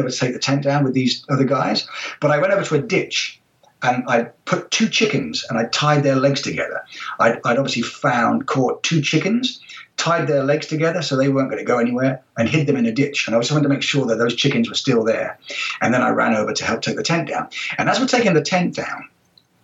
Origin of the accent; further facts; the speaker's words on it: United Kingdom; also born or lived in Israel / Florida / France; now in New Zealand; growing up in Britain